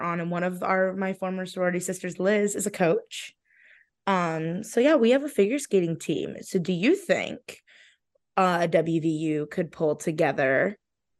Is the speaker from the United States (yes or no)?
yes; Stow, Ohio, United States; moved away as an adult; now in Morgantown, United States; So like I grew up in Stowe